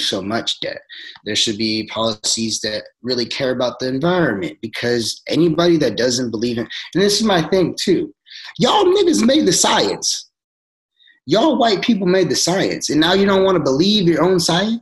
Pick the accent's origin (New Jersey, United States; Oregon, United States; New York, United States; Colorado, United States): Oregon, United States; Forest Grove; also born or lived in Cornelius, Oregon; I grew up in Forest Grove, Oregon